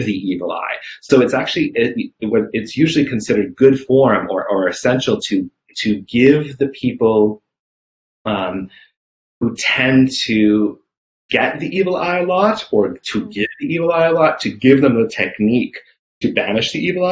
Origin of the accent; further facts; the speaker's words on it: New England, United States; I grew up in New England and Salem is right nearby